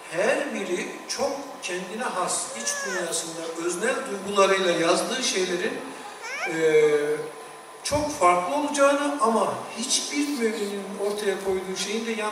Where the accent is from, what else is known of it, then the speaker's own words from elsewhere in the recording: a village of Bayburt, Turkey; ben Bayburt'un bir köyünde dünyaya geldim.